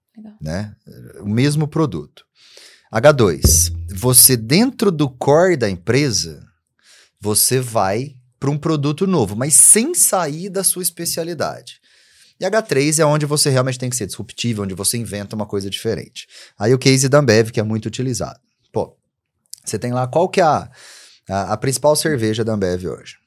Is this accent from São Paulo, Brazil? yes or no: yes; interior of São Paulo, Brazil; eu lembro quando era criança, né? eu sou do interior de São Paulo